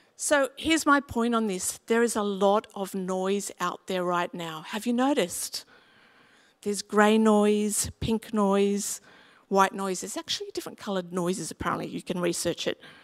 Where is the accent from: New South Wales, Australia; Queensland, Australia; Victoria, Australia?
New South Wales, Australia; Sydney; where I grew up in West Pimville, Yanker Road was a very, very steep road